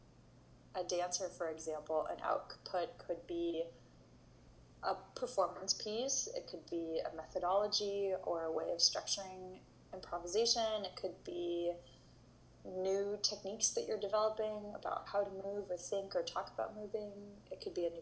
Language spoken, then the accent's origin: English; Berkeley, California, United States; also born or lived in New York City; I grew up in Berkeley, California